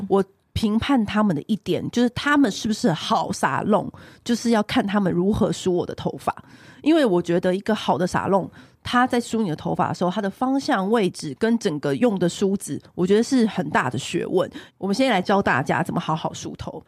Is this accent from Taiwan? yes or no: yes; Taiwan; 我们台湾人